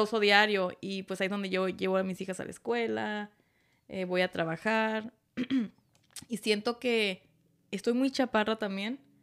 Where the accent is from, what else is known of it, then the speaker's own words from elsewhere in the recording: Tijuana, Baja California, Mexico; moved away; Yo soy de Tijuana.